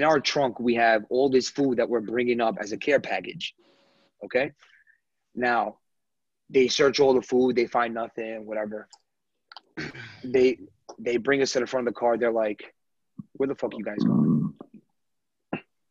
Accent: United States; I'm American

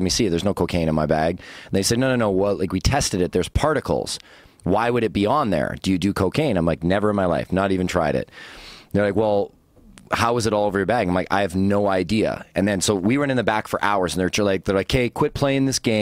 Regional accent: British Columbia, Canada; I'm a Canadian, so I was like, you can't kick me out of my own country.

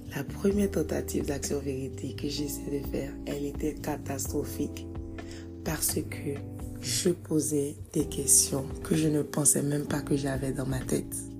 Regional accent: Côte d’Ivoire; je suis née en Côte d'Ivoire

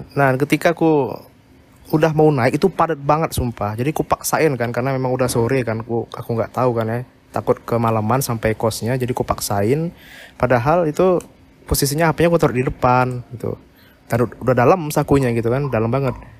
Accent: Pangkal Pinang, Bangka Belitung Islands, Indonesia; now in Jakarta, Indonesia; Bangka Belitung, Pangkal Pinang

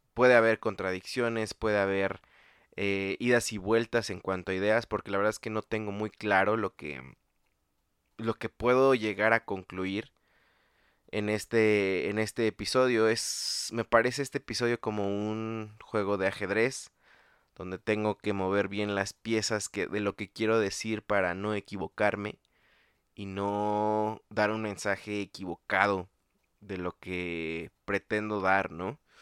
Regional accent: State of Mexico, Mexico; el Estado de México, eh, lugar de donde soy yo

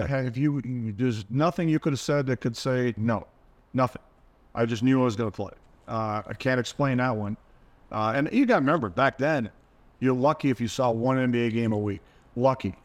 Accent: Toronto, Ontario, Canada; growing up in Toronto

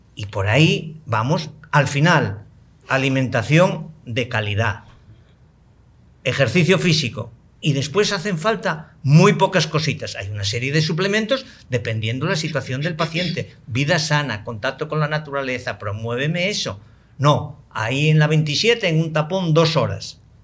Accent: Spain; moved away; en mi país, en España, al que quiero enormemente

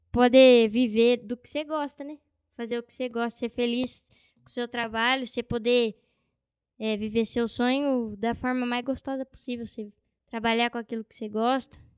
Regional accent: Bauru, São Paulo, Brazil; Nasci em Bauru. Moro lá desde quando eu nasci. Minha família toda é de lá, né?

